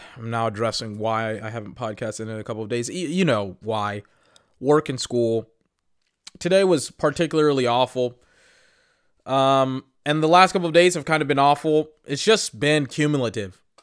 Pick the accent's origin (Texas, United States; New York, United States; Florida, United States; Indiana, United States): Texas, United States; Austin; I'm from Austin, Texas